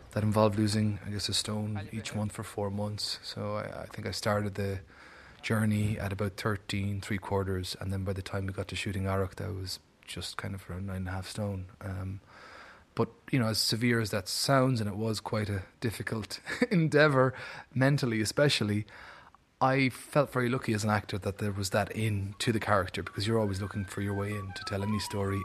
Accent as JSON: {"language": "English", "country": "Ireland", "said": "as an Irish actor, as an Irish artist"}